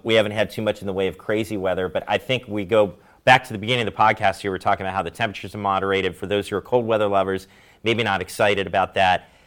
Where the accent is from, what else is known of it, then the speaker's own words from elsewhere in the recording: Maryland, United States; moved away; also born or lived in Ohio; I'm from Maryland